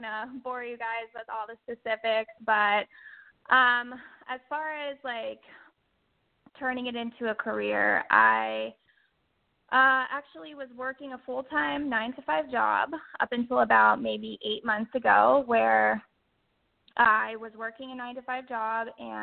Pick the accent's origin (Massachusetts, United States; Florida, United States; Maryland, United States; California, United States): Florida, United States; Orlando; I grew up in Central Florida, so I want to say near the Orlando area, where I did a lot of freshwater fishing growing up